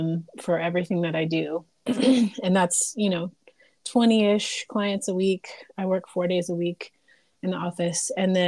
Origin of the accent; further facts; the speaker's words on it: the Bible Belt, United States; I grew up in the Bible Belt and grew up in a conservative area